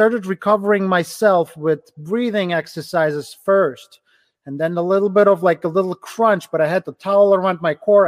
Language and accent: English; Ukraine; English is a second language; now in Cleveland, United States; A little over 10 years, I immigrated from Ukraine to the US. Right now I'm in Cleveland, Ohio. I immigrated without knowing any English.